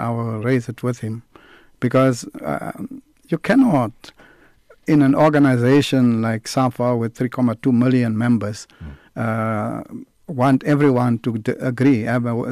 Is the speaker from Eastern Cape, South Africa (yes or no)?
yes; Port Elizabeth, Eastern Cape, South Africa; Port Elizabeth, my hometown.